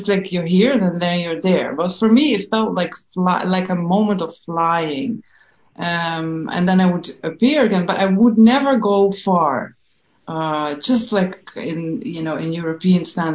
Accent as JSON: {"language": "English", "country": "Netherlands", "tie": "born or raised there", "said": "growing up in Holland in a very, very small village in a farm, with all the Dutch things that come with it"}